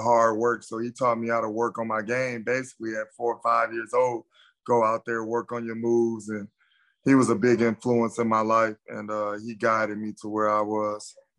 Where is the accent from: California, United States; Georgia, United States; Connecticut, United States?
California, United States; Gardena; I grew up in Gardena, California